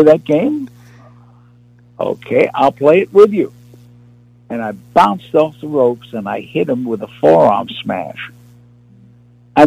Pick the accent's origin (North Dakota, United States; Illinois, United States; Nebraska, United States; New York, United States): New York, United States; I was from New York, the streets of New York